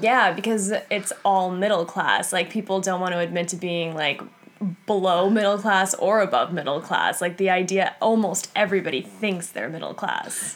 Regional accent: Massapequa, New York, United States; I'm from Massapequa, Long Island, New York.

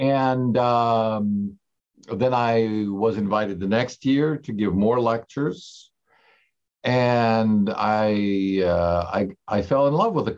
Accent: Italy; moved away as an adult; also born or lived in Germany; now in United States; I grew up in the Russian emigration, which had three waves. I myself was born overseas, but into that fairly large community in Europe, in Germany, and went to school most of my life in Italy, and then came to the US for college

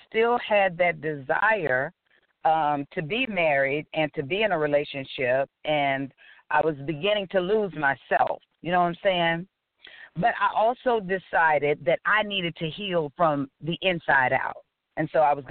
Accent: Augusta, Georgia, United States; I'm a country girl. I am from Augusta, Georgia. I'm so proud to be from Georgia. I love my home

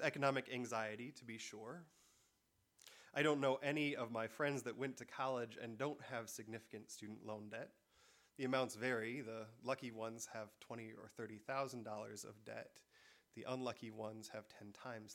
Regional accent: Michigan, United States; I'm from Michigan

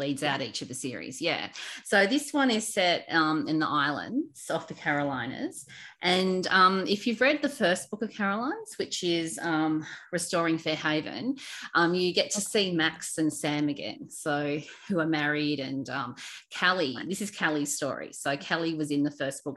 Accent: Sydney, New South Wales, Australia; growing up on the Northern Beaches

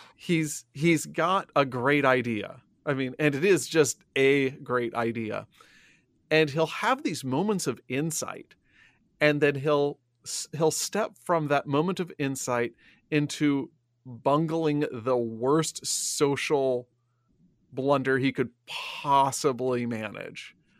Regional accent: Illinois, United States; I grew up in Illinois

